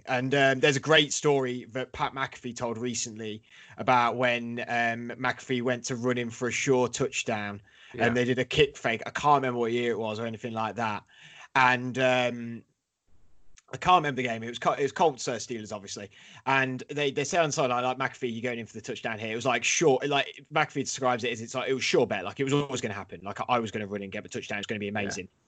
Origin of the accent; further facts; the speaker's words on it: Leicester, East Midlands, United Kingdom; now in London, United Kingdom; I'm London-based now, but I'm from Leicester